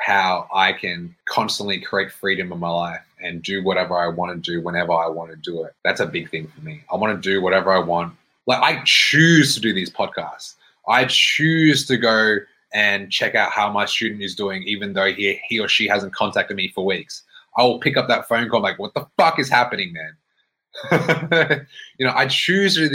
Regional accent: Brisbane, Queensland, Australia; now in Melbourne, Australia; So I lived in Melbourne. I was born in Melbourne. I grew up in Brisbane. I came back to Melbourne.

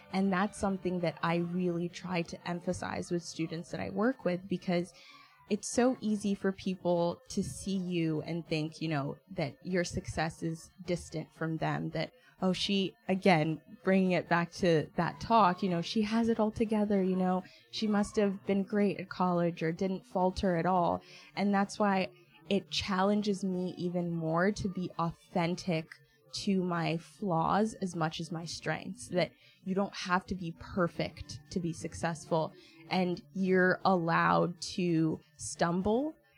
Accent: Kenya; moved away; And it put me in this very nuanced intersection as not only an African immigrant, but as a Kenyan immigrant specifically

